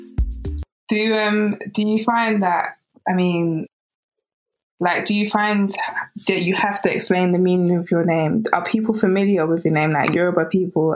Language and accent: English; United Kingdom; accent: British; my British accent